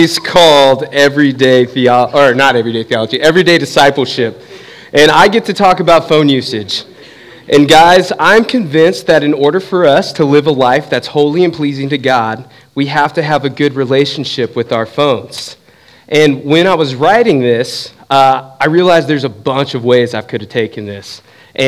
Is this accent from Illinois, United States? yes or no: no; Southern California, United States; moved away as an adult; now in Southeast Ohio, United States; I grew up in Southern California.